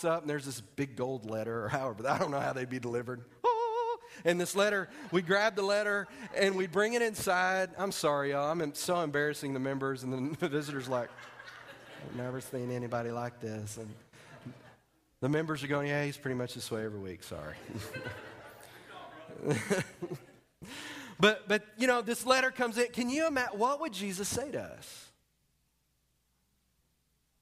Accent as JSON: {"language": "English", "region": "Texas", "country": "United States", "moved": "yes", "said": "I'm from Texas"}